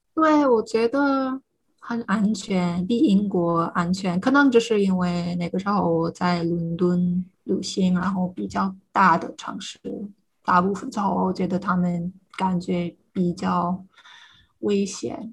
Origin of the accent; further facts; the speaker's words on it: United States; first language English; Chinese is a second language; now in Ireland; 这也是美国人的问题